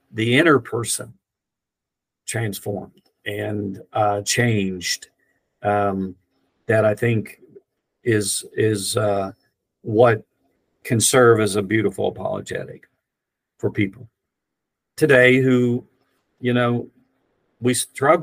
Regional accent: Rainelle, West Virginia, United States; moved away; I grew up in Raynell, West Virginia

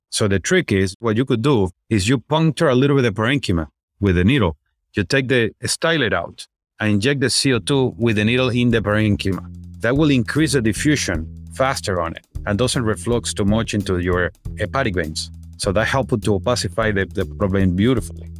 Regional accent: Venezuela; moved away as an adult; also born or lived in Chicago; now in United States; I'm originally from Venezuela. So, I did my med school over there

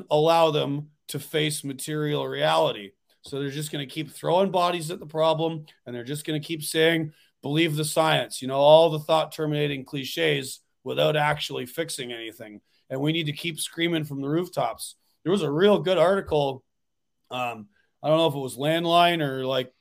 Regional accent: Ontario, Canada; now in New York, United States; I'm from Ontario originally.

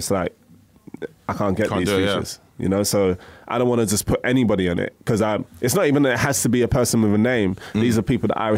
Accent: London, United Kingdom; I'm from Woolwich, shout out big time, Southeast

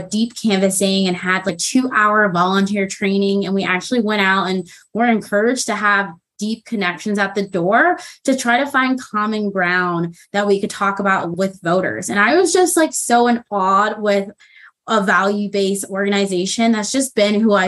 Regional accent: Las Vegas, Nevada, United States; moved away as an adult; also born or lived in Milwaukee, Wisconsin; now in South Salt Lake, United States; I'm originally from Las Vegas, Nevada. I was raised there

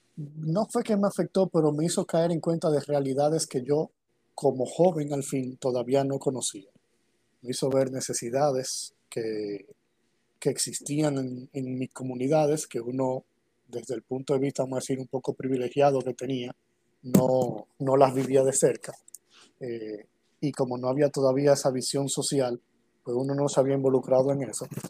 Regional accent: Santo Domingo, Dominican Republic; Yo nací aquí en República Dominicana, en Santo Domingo, eh, en el año 82, 1982

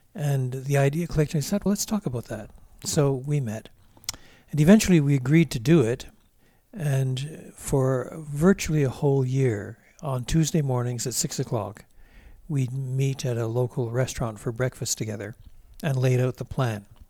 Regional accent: Drummondville, Quebec, Canada; also born or lived in Montreal; We moved from Montreal when I was at the ripe old age of eighteen months. We moved to a small city called, uh, Drummondville

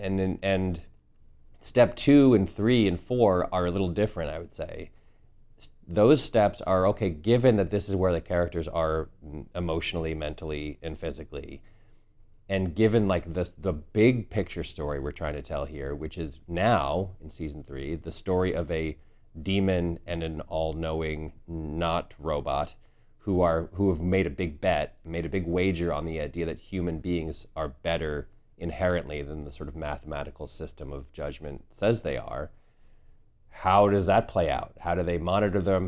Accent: the Northeast, New England, United States; Sturbridge village where I grew up in the Northeast

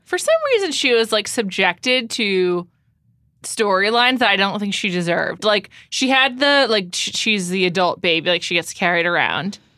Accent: New York, United States; I grew up in New York

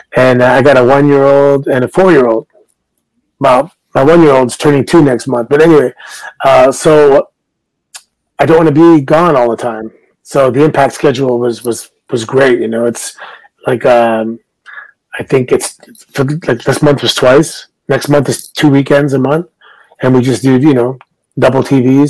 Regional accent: Canada; I'm Canadian

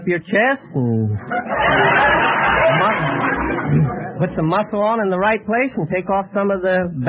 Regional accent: Los Angeles, California, United States; From Watts, California.

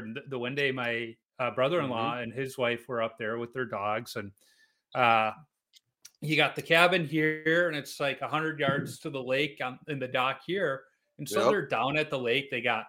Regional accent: Chicago, Illinois, United States; But, you know, so you're this young goalie in St. Louis in the 90s, and I'm from Chicago.

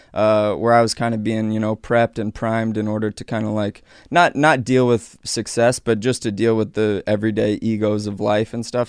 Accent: Aurora, Colorado, United States; I grew up in Aurora, Colorado

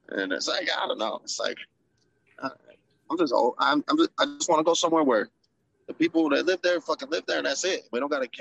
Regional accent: Stockton, California, United States; I grew up in Stockton, partially, and here

